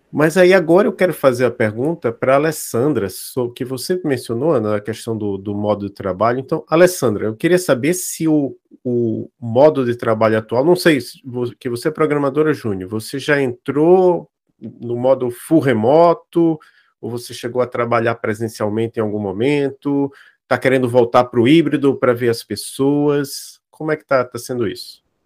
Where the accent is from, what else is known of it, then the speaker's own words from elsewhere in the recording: Maceió, Alagoas, Brazil; eu sou de Maceió